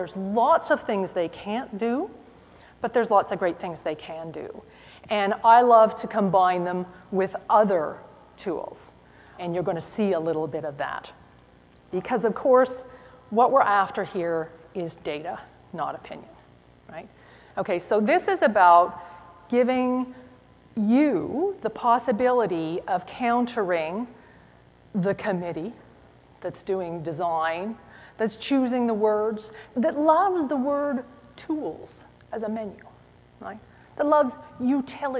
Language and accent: English; Canada; I am from Canada.